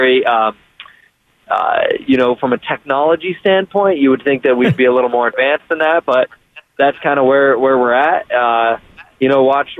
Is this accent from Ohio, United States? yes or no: yes; Columbus, Ohio, United States; I'm from Columbus, Ohio, so a college town